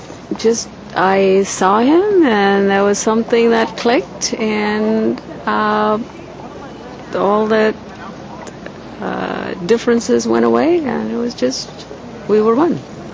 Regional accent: India; moved away as an adult; now in United States; I came from India

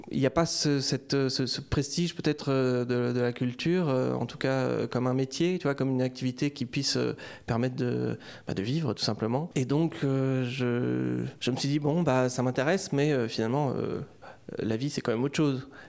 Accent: France; ah, alors j'ai grandi dans plusieurs villes de France et du coup je ne me sens pas vraiment attaché à un terroir.

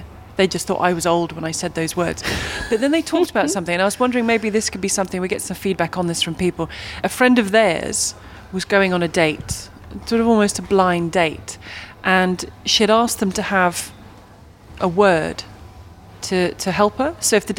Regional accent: Minnesota, United States; Growing up in Minnesota, it was channel changer, clicker, or remote, interchangeably.

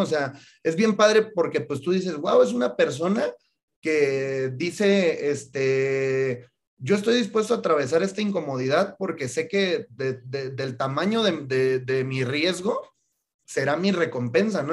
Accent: Mexico; Yo, como muchos mexicanos, fui a la universidad

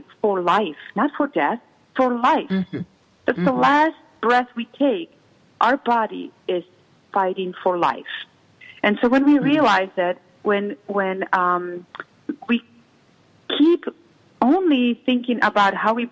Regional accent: Czechia; English is a second language; moved away as an adult; now in United States; I was raised in the former Czechoslovakia that eventually split out and ended up being Czech Republic and Slovakia. So I was born in the Czech part.

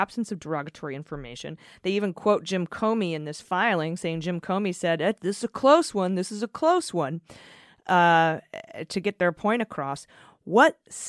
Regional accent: Canada; I'm a bit of an American news junkie that I sometimes forget I'm actually Canadian, but I indeed am.

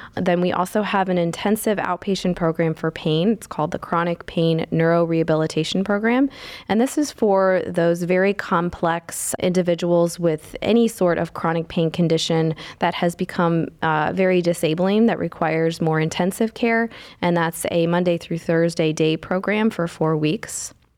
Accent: Indiana, United States; moved away as an adult; now in Cleveland, United States; I am, uh, born and raised in Indiana

